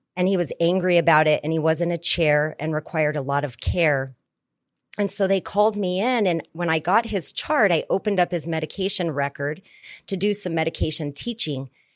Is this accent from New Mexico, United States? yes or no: yes; New Mexico, United States; I was born and raised in New Mexico in the Four Corners area.